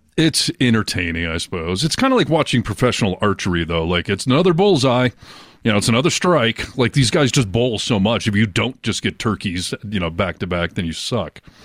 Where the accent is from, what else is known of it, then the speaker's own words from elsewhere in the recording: Michigan, United States; moved away; growing up in Michigan